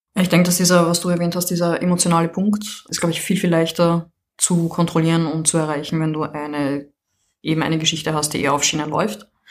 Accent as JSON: {"language": "German", "region": "Vienna", "country": "Austria", "moved": "yes", "lives_now": "France", "said": "ich komme aus Wien, wohne jetzt in Frankreich"}